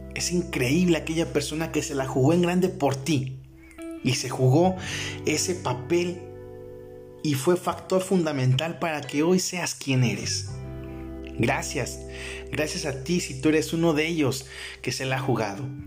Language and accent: Spanish; Mexico; aquí en mi país, México